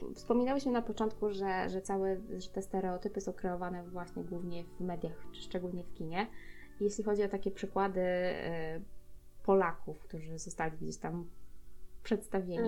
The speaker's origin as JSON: {"language": "Polish", "country": "Poland"}